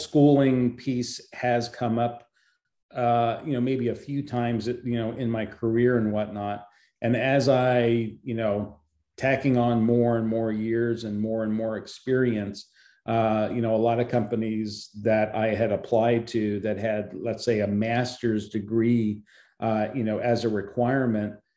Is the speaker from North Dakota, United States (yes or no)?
no; Philadelphia, Pennsylvania, United States; moved away; also born or lived in California; I had moved to California from back east, because I was born in Philadelphia